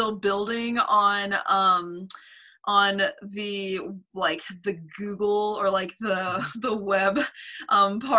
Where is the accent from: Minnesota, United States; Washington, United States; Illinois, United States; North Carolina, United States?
North Carolina, United States; Asheville; also born or lived in Wilmington, North Carolina; I grew up here